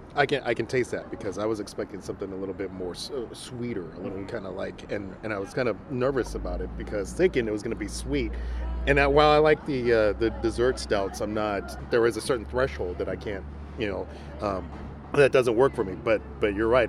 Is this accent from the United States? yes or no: no; Mexico; moved away; I am from Mexico, and so that's why I I grew up on a lot